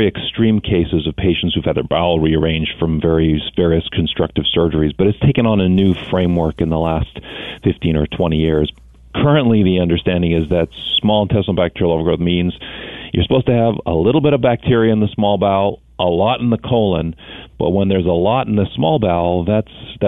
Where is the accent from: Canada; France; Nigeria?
Canada; Thunder Bay, Ontario; I was born in Thunder Bay, Ontario